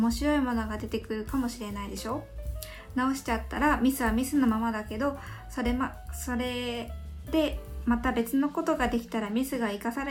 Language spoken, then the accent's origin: Japanese; Yamaguchi, Japan; born or raised there